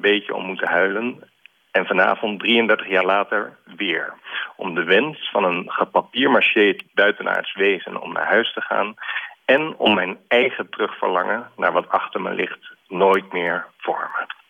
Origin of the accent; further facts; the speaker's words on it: Alphen aan den Rijn, South Holland, Netherlands; in Alfa aan de Rijn, waar ik ben opgegroeid